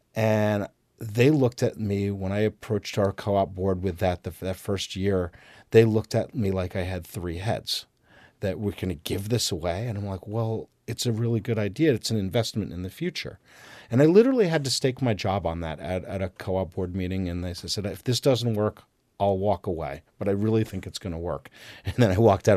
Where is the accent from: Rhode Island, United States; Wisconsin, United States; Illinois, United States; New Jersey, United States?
New Jersey, United States; now in Vermont, United States; I grew up in New Jersey